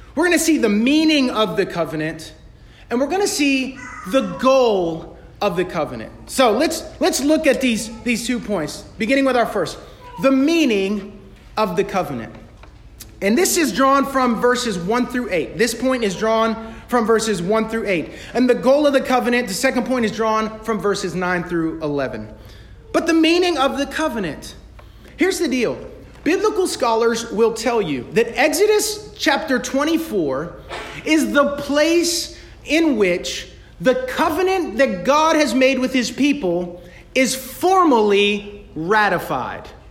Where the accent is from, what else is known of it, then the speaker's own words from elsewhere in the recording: United States; yo soy americano. ma'am, I'm, I'm American